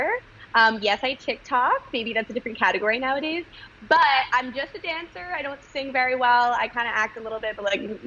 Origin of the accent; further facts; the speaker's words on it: Connecticut, United States; moved away as an adult; also born or lived in Israel; now in New York City, United States; I grew up in Connecticut